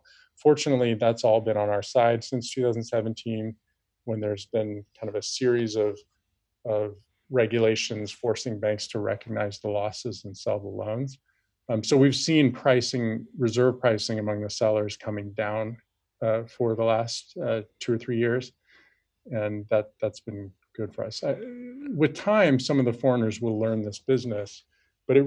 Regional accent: United States; now in China; I was born in America, but I'm speaking English to you right now, but I never speak English on a day-to-day basis, and everything we do is in Chinese.

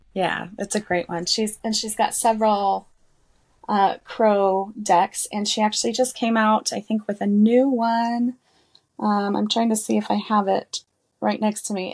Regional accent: southeastern New Mexico, United States; I'm from New Mexico, so, southeastern New Mexico

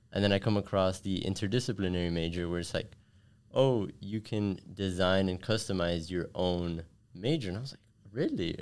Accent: Miami, Florida, United States; I was born and raised here in Miami

